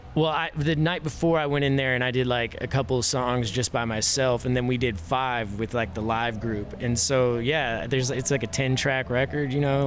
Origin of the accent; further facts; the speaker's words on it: Fort Worth, Texas, United States; also born or lived in Johnson County, Texas; I was born in Fort Worth